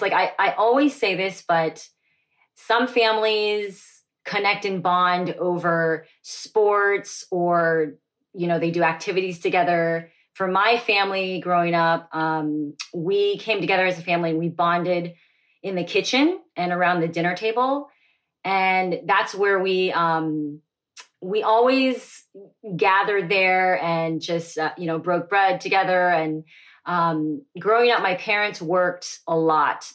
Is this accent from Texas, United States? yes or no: yes; Dallas, Texas, United States; was born and raised in Dallas, Texas